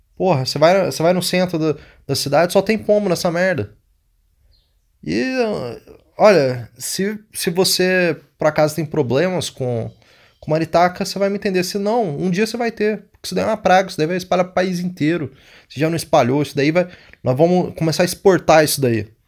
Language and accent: Portuguese; Brazil; nunca saí do Brasil